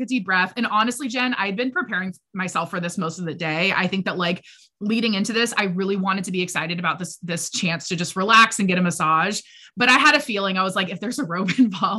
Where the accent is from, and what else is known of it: United States